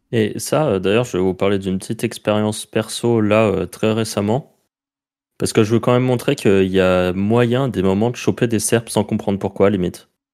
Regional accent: France; accent: French; mon accent français

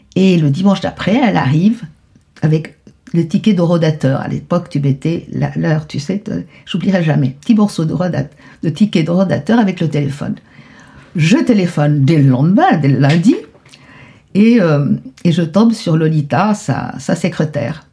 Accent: Buenos Aires, Argentina; moved away as an adult; partie de Buenos Aires en pleurant hmm. dans la voiture tout le temps. C'était déchirant parce que je voulais pas laisser mon pays.

